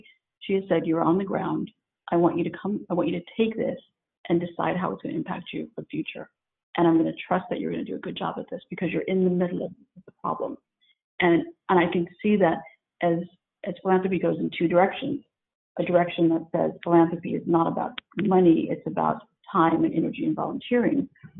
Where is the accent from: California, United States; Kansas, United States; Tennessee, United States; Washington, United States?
California, United States; San Diego; And I come from San Diego, and I come from living on a military base